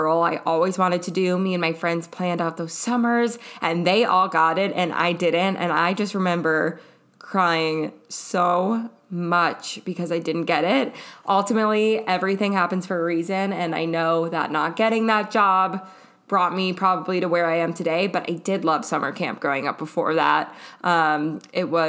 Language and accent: English; Minneapolis, Minnesota, United States; now in Oregon, United States; growing up in Minneapolis and now living in Oregon